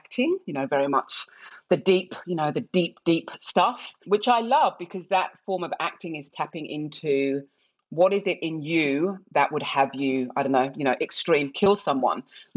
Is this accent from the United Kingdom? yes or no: yes; England, United Kingdom; accent: English; moved away as an adult; also born or lived in Nigeria; now in Australia; I was born in England and I was one of many Nigerian children of middle-class families that were fostered in England